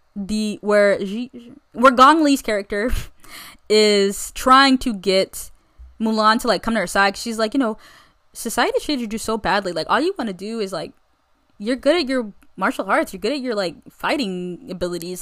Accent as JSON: {"language": "English", "country": "United States", "said": "I'm American as they come"}